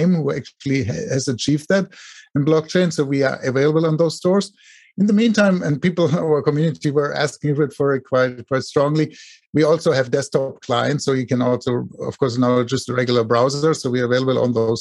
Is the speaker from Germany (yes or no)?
yes; Germany; now in Silicon Valley, United States; I live here in Silicon Valley in the US. Originally, I'm from Germany, with my accent probably